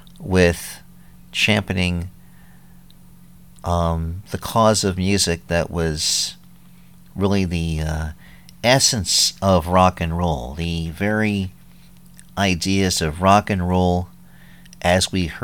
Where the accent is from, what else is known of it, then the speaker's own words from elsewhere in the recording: New York, United States; also born or lived in New Jersey; now in Philadelphia, United States; I'm not from Philly, I'm from New York, and lived in Jersey for a number of years